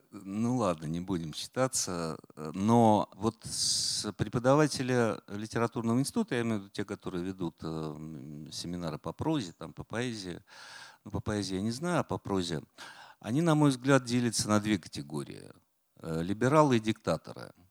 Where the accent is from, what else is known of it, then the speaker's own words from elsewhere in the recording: Volgograd, Volgograd Oblast, Russia; also born or lived in Saratov; now in Moscow, Russia; я из Волгограда через Саратов